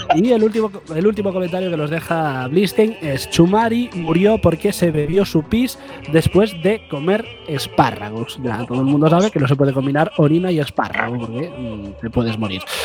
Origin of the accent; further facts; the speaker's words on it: Galicia, Spain; siendo gallegos como somos